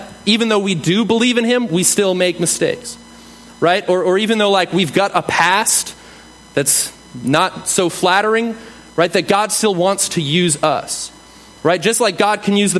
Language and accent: English; New England, United States; I'm from New England